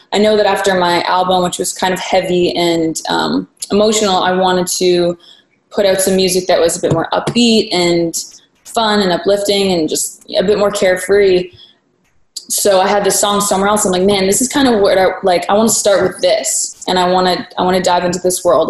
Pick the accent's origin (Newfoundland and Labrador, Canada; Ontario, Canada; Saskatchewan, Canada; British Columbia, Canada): Ontario, Canada; Waterloo; moved away as an adult; also born or lived in Toronto; now in Los Angeles, United States; I grew up in Waterloo. Yeah. Well, for anyone who doesn't know, it's an hour west of Toronto.